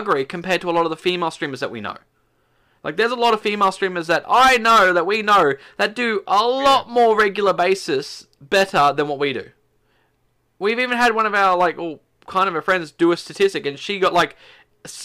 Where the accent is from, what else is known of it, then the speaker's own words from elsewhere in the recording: Australia; as an Aussie.